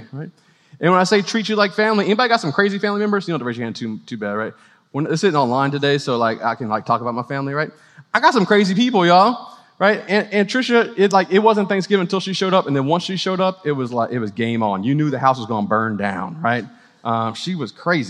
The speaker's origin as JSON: {"language": "English", "town": "New Orleans", "region": "Louisiana", "country": "United States", "tie": "born or raised there", "moved": "yes", "lives_now": "Clemson, United States", "said": "I grew up in New Orleans"}